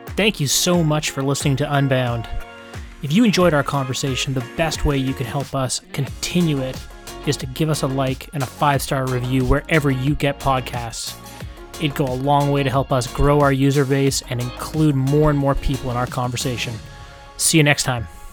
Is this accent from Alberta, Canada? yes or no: yes; Calgary, Alberta, Canada; now in Vancouver, Canada; I grew up in Calgary